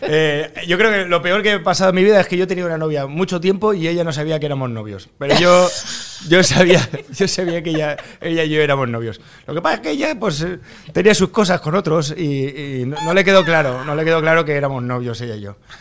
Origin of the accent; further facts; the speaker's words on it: Spain; yo soy de España